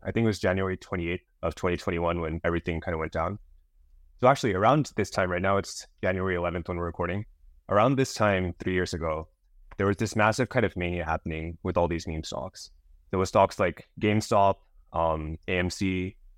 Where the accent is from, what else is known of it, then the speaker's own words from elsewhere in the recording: Bay Area, California, United States; I grew up in the Bay Area, so close to San Francisco